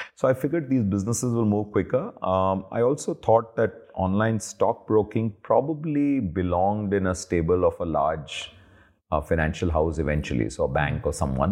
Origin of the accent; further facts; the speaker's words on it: Delhi, India; also born or lived in Hyderabad / Ahmedabad; I grew up almost all of my adult life in Delhi